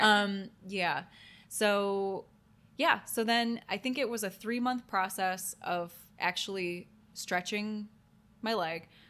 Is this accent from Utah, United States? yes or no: no; Toledo, Ohio, United States; I grew up in Toledo, Ohio